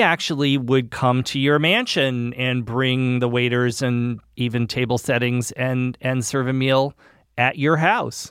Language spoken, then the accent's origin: English; New England, United States; I'm from New England